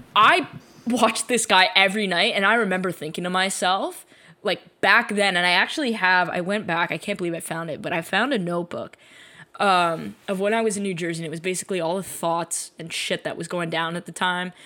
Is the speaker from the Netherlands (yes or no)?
no; Canada; we're both Canadian